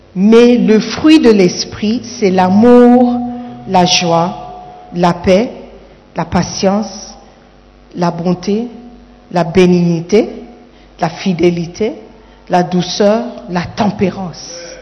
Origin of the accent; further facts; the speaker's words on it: Gabon; now in Ghana; Je suis Gabonais